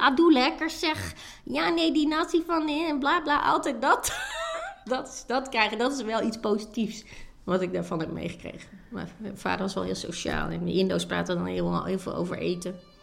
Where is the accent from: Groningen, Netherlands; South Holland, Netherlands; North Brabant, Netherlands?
Groningen, Netherlands; Sappemeer; Sappemeer, een dorp in Oost-Groningen. Maar mijn ouders waren import